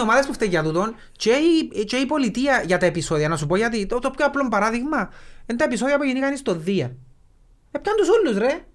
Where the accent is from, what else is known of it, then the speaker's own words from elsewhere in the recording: Lakatamia, Nicosia District, Cyprus; είμαστε που τη Λευκοσία και λαλούμε είμαστε που τη Λακατάμια